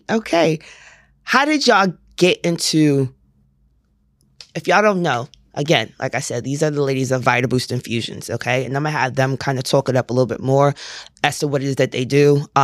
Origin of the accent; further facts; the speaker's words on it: Port Arthur, Texas, United States; now in Houston, United States; I'm from Port Arthur.